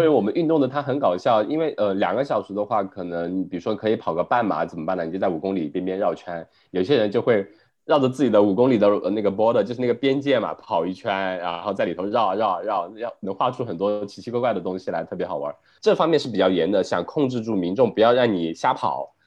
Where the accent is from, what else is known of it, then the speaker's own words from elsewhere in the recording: China; now in Melbourne, Australia; 它现在是相当于是从我们国内之前的一个清零的状态